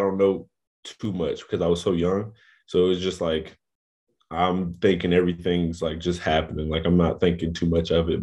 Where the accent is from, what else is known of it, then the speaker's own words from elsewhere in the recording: Raleigh-Durham area, North Carolina, United States; also born or lived in New Orleans, Louisiana; me and my family relocated to North Carolina, um, like the Raleigh, Durham area